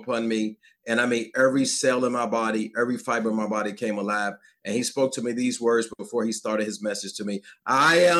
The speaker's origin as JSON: {"language": "English", "region": "Virginia", "country": "United States", "said": "I'm from Virginia, grew up in my household"}